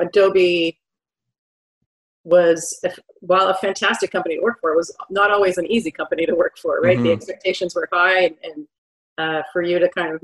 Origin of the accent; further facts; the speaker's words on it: Ottawa, Ontario, Canada; I live and have always lived in Ottawa, Canada